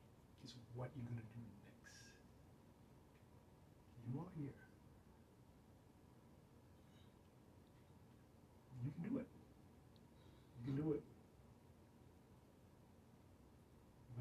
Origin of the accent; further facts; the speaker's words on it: Kuala Lumpur, Malaysia; English is a second language; now in United States; I come from Kuala Lumpur